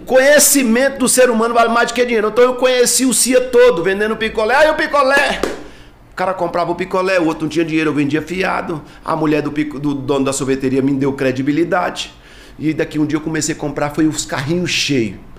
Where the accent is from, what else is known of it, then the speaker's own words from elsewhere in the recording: Taguatinga, Federal District, Brazil; Candango da gema mesmo, seu candango brasiliense mesmo, nasci aqui no São Vicente de Paulo, em Taguatinga, tenho muito orgulho de ser taguatinguense